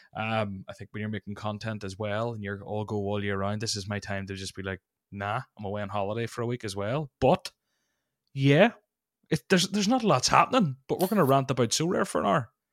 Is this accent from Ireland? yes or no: yes; Ireland; as an Irishman